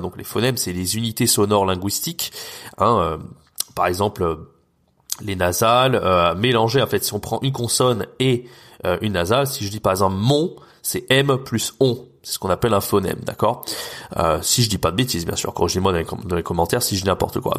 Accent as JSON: {"language": "French", "country": "France", "said": "nous en tant que Français, on a un accent très fort"}